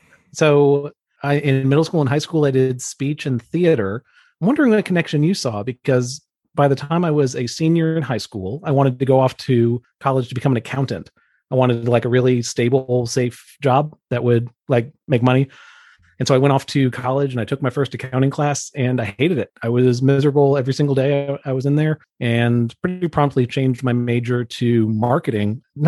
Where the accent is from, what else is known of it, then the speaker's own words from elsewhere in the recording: Atlanta, Georgia, United States; I was born in Atlanta, Georgia, under a full moon.